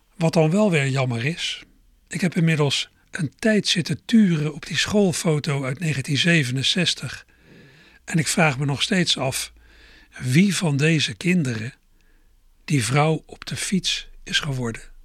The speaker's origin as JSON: {"language": "Dutch", "town": "Berkel en Rodenrijs", "region": "South Holland", "country": "Netherlands", "tie": "born or raised there", "also_born_or_lived": "Schiebroek, Rotterdam", "moved": "yes", "said": "ik vroeger in Berkel Rode reis heb gewoond"}